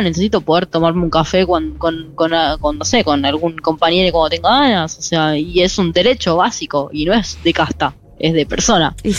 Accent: Moreno, Buenos Aires Province, Argentina; soy de Moreno, soy de Conurbano bonaerense

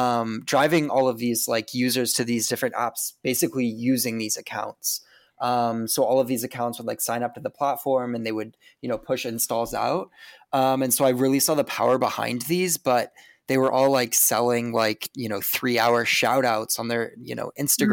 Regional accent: Seattle, Washington, United States; also born or lived in Spokane; I grew up in Washington State, lived in Seattle growing up, and then moved to Spokane, Washington for high school.

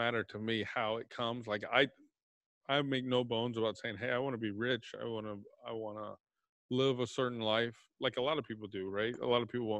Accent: Texas, United States; I'm from Texas

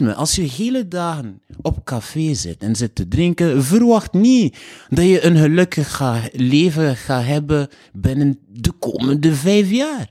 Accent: Haiti; also born or lived in Bruges, Belgium; now in Belgium; ik kom uit Haiti en Dominicaan, Haitiaan

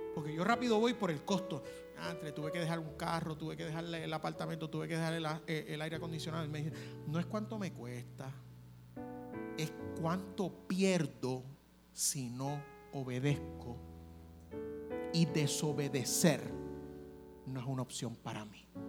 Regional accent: Puerto Rico; como buen puertorriqueño

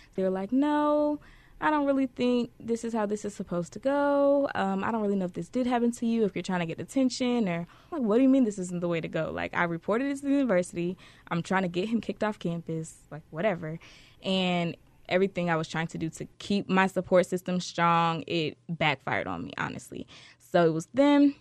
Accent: Detroit, Michigan, United States; I'm originally from Detroit, Michigan.

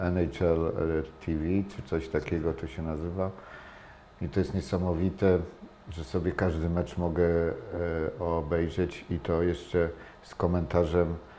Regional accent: Toruń, Kuyavian-Pomeranian Voivodeship, Poland; jestem, wychowałem się w Toruniu

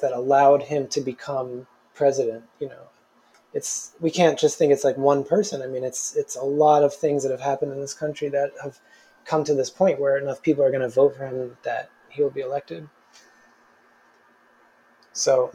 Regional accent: New Jersey, United States; now in New York City, United States; I grew up right outside of New York City

